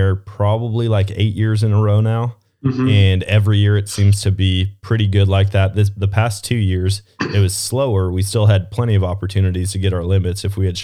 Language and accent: English; Wisconsin, United States; moved away; also born or lived in Missouri; Growing up in Wisconsin